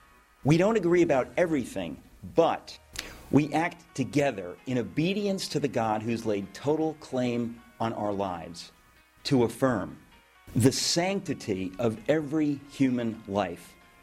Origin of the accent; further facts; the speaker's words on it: New York City, New York, United States; I'm a dad, I'm a husband, I'm a New Yorker